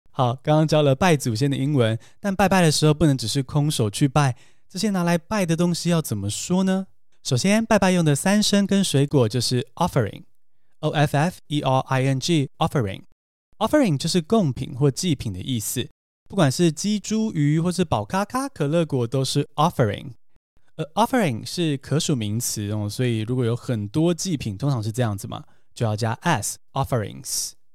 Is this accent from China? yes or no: no; Taiwan; 像我们这样从小在台湾长大的人